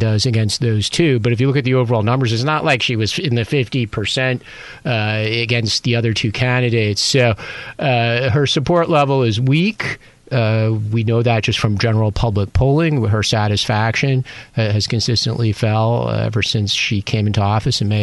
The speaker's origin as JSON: {"language": "English", "country": "United States", "moved": "yes", "lives_now": "Taiwan", "said": "being American"}